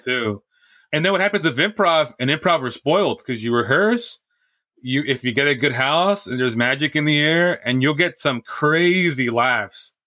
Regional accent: Santa Ana, California, United States; I grew up in Santa Ana, which is in Orange

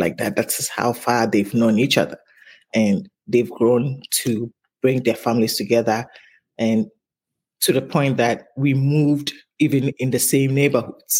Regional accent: Takoradi, Western Region, Ghana; moved away as an adult; also born or lived in Tema, Ghana; now in United States; we grew up in Takoradi first

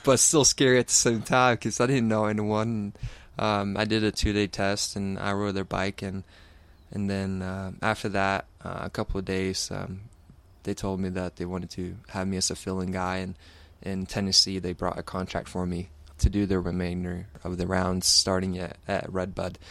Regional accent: Sweden; growing up in Sweden, I have, uh, two older brothers

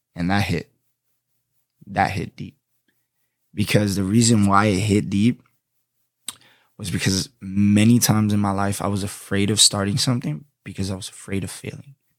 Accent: Florida, United States; accent: New York; also born or lived in Boston, Massachusetts; I went to high school, elementary, and middle school down here in Florida most of my life. I'm a Florida boy.

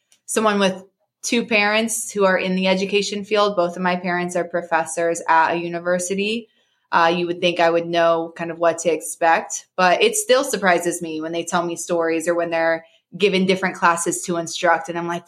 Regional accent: Virginia, United States; born there; also born or lived in Kansas / Missouri; My family moved around a lot growing up. I was born in Virginia. We spent 5 years there. I started school in Kansas. We spent 5 years there. We moved to Missouri

